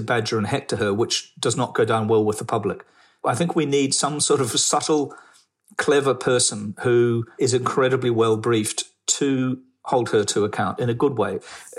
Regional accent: New Zealand; moved away as an adult; also born or lived in United Kingdom; I grew up in New Zealand

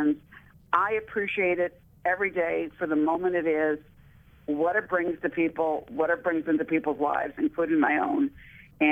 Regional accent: United States; I'm from America

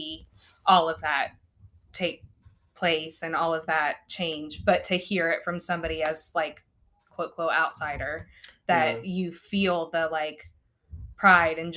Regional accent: Chillicothe, Ohio, United States; as somebody who did grow up here

